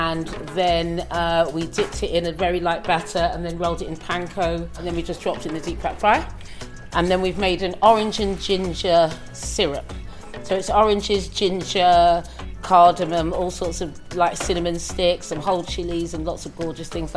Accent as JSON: {"language": "English", "country": "Antigua & Barbuda", "said": "I'm from Antigua and we say plantain"}